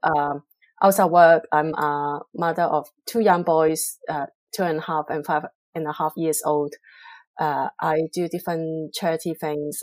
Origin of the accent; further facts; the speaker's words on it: Hong Kong; English is a second language; moved away as an adult; also born or lived in Singapore; now in London, United Kingdom; I'm originally from Hong Kong, China